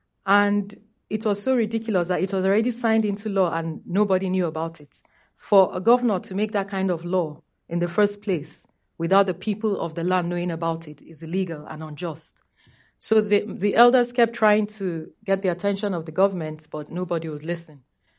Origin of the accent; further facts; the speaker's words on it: Kufana, Kaduna State, Nigeria; I'm Adara from Kufana in Kajuru, local government of Kaduna State.